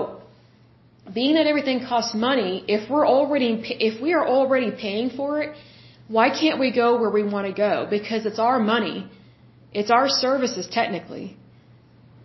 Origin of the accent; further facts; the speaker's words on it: United States; we live in the United States